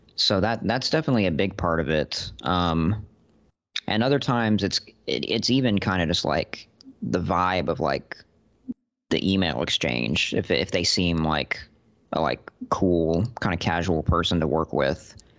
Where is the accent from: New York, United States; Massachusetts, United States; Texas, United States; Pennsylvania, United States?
Texas, United States; Austin; I'm a writer from Austin, Texas.